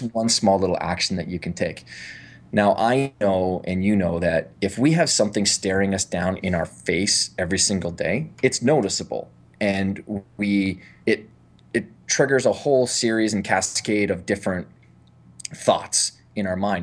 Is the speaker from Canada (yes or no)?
yes; Canada; I'm from Canada